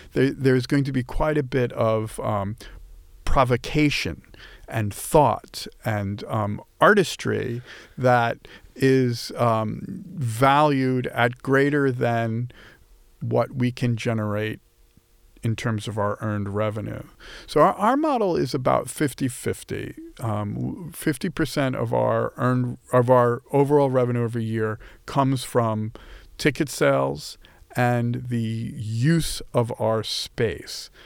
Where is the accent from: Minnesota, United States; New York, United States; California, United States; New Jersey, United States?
New York, United States; Long Island; I grew up on Long Island